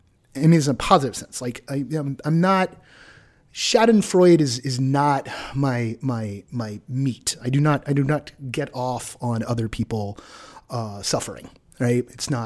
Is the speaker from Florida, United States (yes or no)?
no; Southern California, United States; moved away; I was born in Southern California